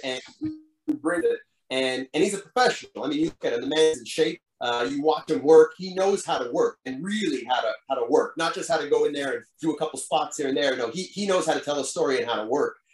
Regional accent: Montreal, Quebec, Canada; my hometown crowd

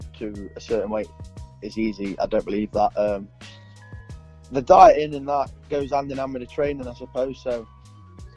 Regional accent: Ilkeston, East Midlands, United Kingdom; I work with a Thai boxing coach in my hometown, Ipkiston, Alan Whitten.

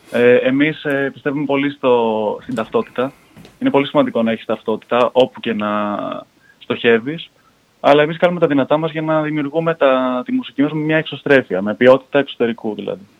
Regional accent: Voula, Attica, Greece; also born or lived in Malaysia / Edinburgh; Εγώ γεννήθηκα στη Μαλαισία από Έλληνε γονεί. Μεγάλωσα κυρίω στην Βούλα εδώ στην ελλαδα ε, σπούδασα οικονομικά στο Εδιμβούργο, με ένα χρόνο στην Αμερική ανταλλαγή.

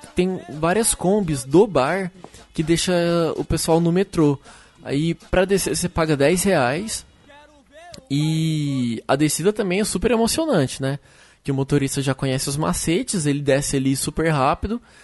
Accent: Minas Gerais, Brazil; now in São Paulo, Brazil; Eu, eu sou de Minas, moro aqui em São Paulo

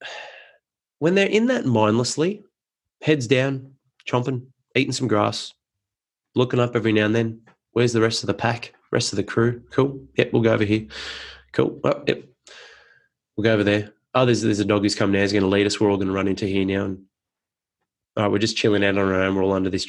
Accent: Penrith, New South Wales, Australia; I grew up in Penrith and loved my upbringing there.

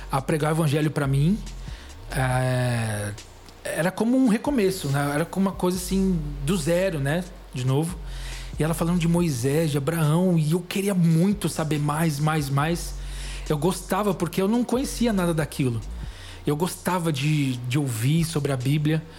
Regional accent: São Caetano do Sul, São Paulo, Brazil; moved away; also born or lived in Belo Horizonte; Não, Não. eu sou de São Caetano.

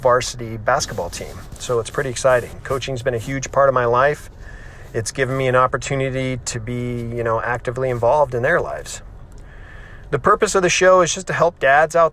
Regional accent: California, United States; I grew up in California, have lived here my whole life

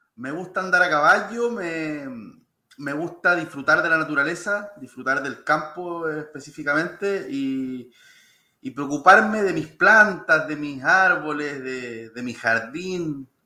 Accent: Lolol, O'Higgins, Chile; also born or lived in Santiago; nací en Santiago, pero, pero desde, desde muy chiquitito en Lolol, en la sexta región.

